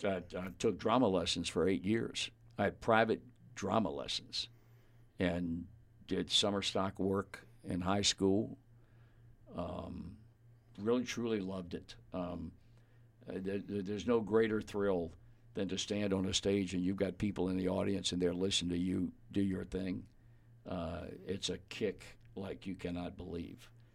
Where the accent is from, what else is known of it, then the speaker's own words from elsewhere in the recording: Virginia, United States; moved away; a kid growing up in Virginia, living 10 miles from yeah. the ocean